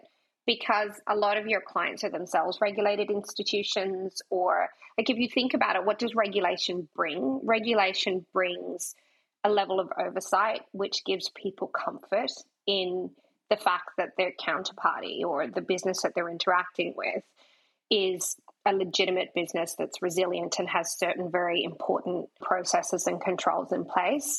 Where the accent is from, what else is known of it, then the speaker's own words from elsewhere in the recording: Australia; accent: Australian; my Australian accent